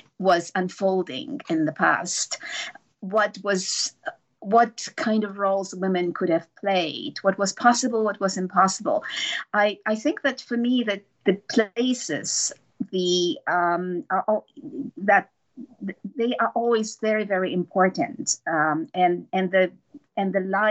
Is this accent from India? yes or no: no; Poland; I grew up in Poland.